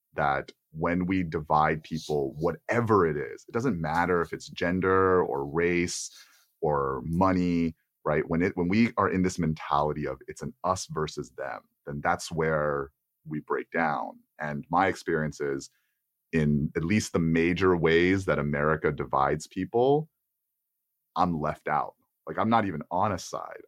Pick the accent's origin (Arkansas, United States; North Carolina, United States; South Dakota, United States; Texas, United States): Texas, United States; being an Asian American man growing up in Texas